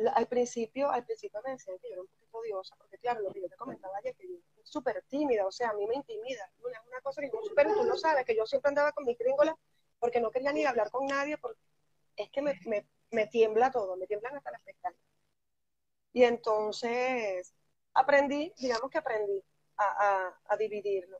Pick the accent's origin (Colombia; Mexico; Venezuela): Venezuela; moved away as an adult; now in Galicia, Spain